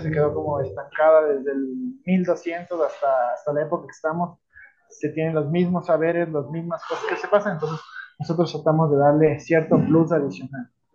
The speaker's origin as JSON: {"language": "Spanish", "town": "Quito", "region": "Pichincha", "country": "Ecuador", "tie": "born or raised there", "said": "nací en Quito"}